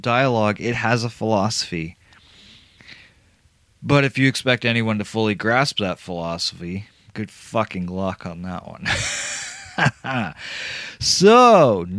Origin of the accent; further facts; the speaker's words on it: Canada; I'm Canadian